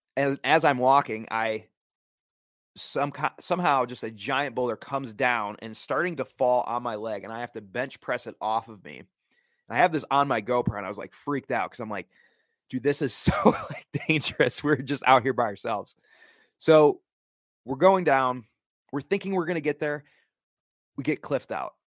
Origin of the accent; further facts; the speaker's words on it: the Midwest, Wisconsin, United States; moved away; I'm originally from the Midwest, which is why I'm wearing a Wisconsin T-shirt